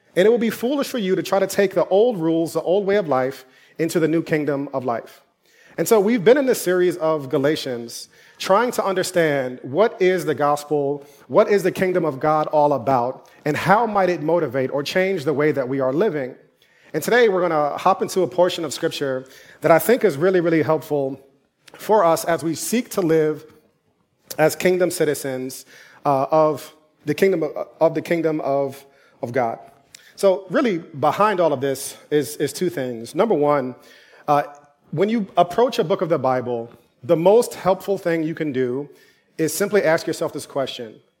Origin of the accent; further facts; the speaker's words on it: New York City, New York, United States; also born or lived in Durham, North Carolina; I'm from New York